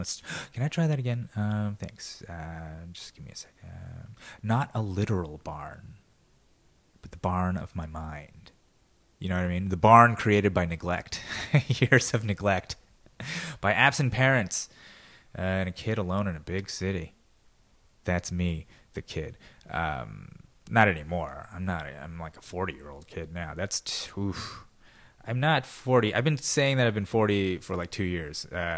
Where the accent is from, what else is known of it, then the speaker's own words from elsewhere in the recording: California, United States; I mean, I was just a kid growing up in the Valley, but that's just how Burbank always felt like it was somewhere away.